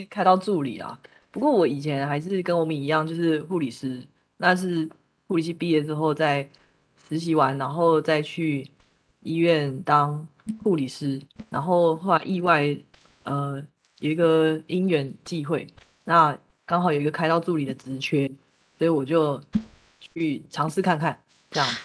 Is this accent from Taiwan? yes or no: yes; Taipei, Taiwan; also born or lived in countryside (unspecified rural area); 直到我搬到台北之后